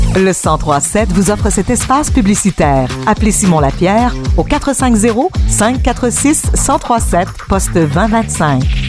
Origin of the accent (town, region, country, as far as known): Acton Vale, Quebec, Canada; born or raised there; also born or lived in Montreal